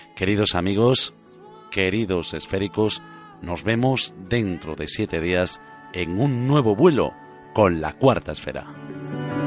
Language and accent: Spanish; Galicia, Spain; moved away as an adult; also born or lived in Canary Islands; tomé la decisión de volver a mi tierra gallega